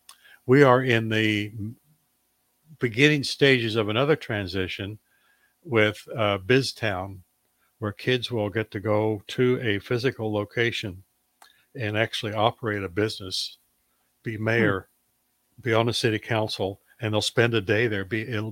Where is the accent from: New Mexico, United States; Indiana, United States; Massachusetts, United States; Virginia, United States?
Indiana, United States; Indianapolis; now in Lincoln, United States; When I first moved here in 1979, I could not believe how people knew each other in Lincoln. I came from Indianapolis, 1.5 million people in Indianapolis.